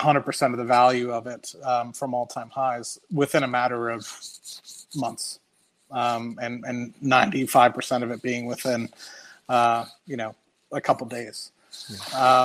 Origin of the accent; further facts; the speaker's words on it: United States; accent: American; also born or lived in Trinidad; i was american because of my accent